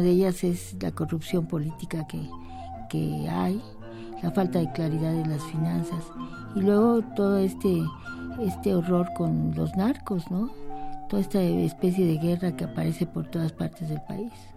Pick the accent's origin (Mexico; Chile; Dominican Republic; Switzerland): Mexico; soy una mexicana